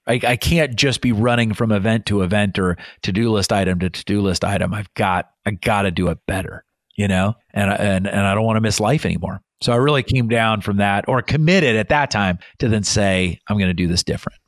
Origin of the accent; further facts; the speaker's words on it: Iowa, United States; moved away as an adult; also born or lived in England / Montana; I grew up in Iowa.